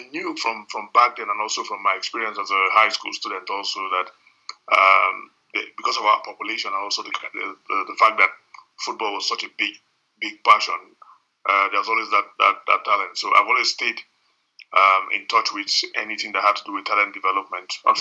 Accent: Nigeria

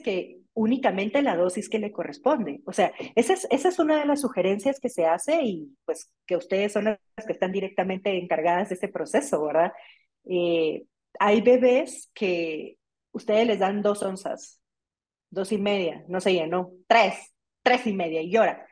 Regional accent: Guatemala; aquí en mi país, en Guatemala

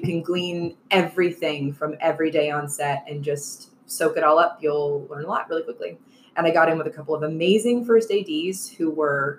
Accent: Marietta, Georgia, United States; also born or lived in Los Angeles, California; we moved here when I was super, super young

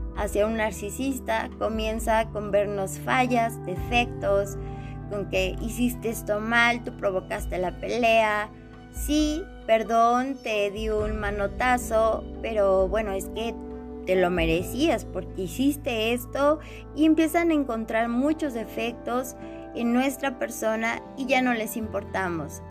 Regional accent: Mexico; soy de México

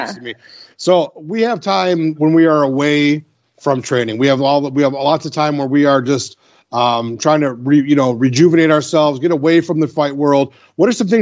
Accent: Detroit, Michigan, United States; our Detroit style where I'm from

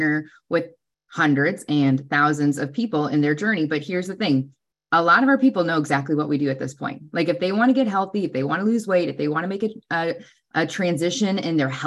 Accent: Wisconsin, United States; I'm from Wisconsin.

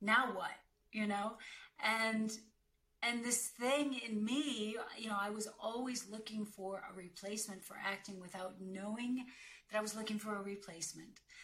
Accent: United States; now in Munich, Germany; I am an American actor living and working in Europe.

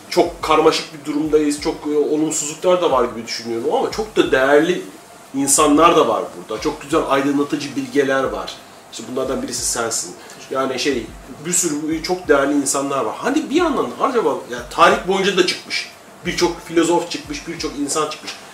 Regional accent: Anatolia, Turkey; Önce, önce insanım, sonra Anadolu'luyum, sonra Türk'üm.

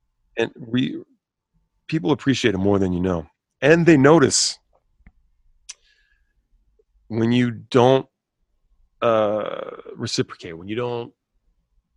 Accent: Havre de Grace, Maryland, United States; I'm a dude from Havity Grace, Maryland

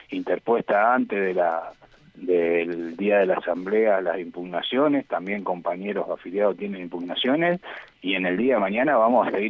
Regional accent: Argentina; Todos somos ciudadanos argentinos que podemos tener libre pensamiento democrático y actuar en, en consecuencia.

